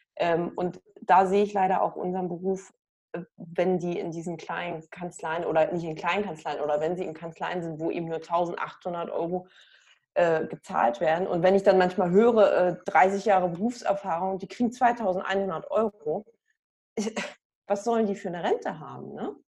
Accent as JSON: {"language": "German", "area": "hometown between Cottbus and Frankfurt", "region": "Brandenburg", "country": "Germany", "tie": "born or raised there", "moved": "yes", "lives_now": "Hamburg, Germany", "said": "meine Heimatstadt eingegeben zwischen Cottbus und Frankfurt"}